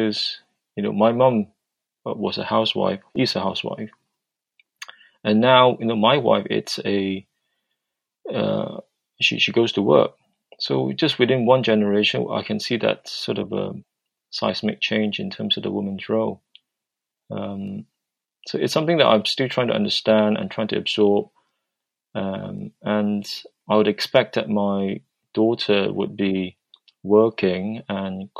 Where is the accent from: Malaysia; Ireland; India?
Malaysia; moved away; I grew up in Malaysia, so where there is a very patriarchal society